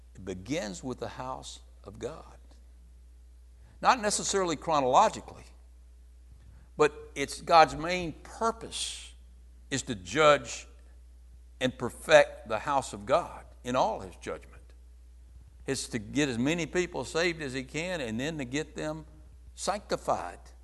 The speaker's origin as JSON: {"language": "English", "country": "United States", "tie": "born or raised there", "said": "I was born in America."}